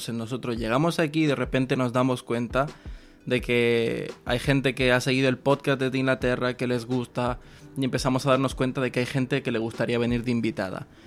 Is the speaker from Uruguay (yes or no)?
yes; Montevideo, Uruguay; moved away as an adult; now in London, United Kingdom; Me nací en Montevideo.